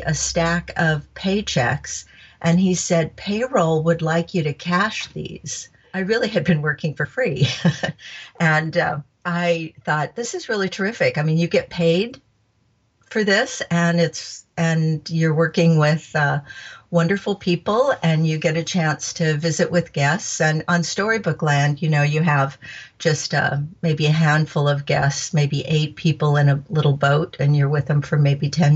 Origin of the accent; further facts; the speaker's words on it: Anaheim, California, United States; I grew up in Anaheim